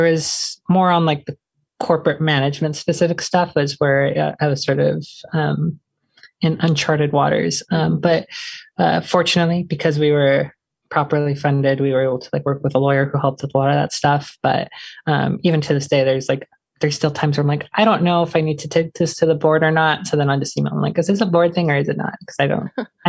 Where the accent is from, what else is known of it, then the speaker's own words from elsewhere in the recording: Portland, Oregon, United States; growing up in Portland